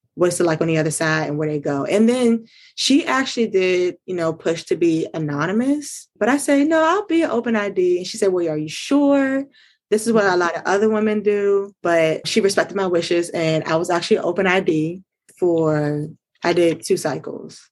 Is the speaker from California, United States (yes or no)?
no; Maryland, United States; I am from Maryland